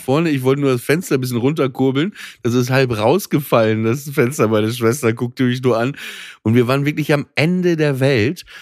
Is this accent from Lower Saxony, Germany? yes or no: yes; Papenburg, Lower Saxony, Germany; ich bin ja äh, mit Schiffen groß geworden in Papenburg